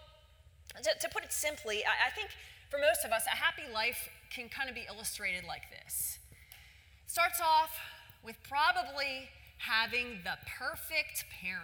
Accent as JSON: {"language": "English", "town": "Philadelphia", "region": "Pennsylvania", "country": "United States", "tie": "born or raised there", "said": "I grew up in Philadelphia"}